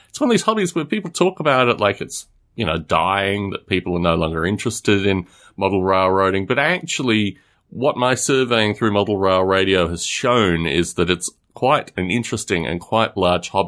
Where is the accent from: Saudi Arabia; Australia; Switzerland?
Australia; born there; also born or lived in United Kingdom; I was born in Australia. I lived in the UK for about four years over the past.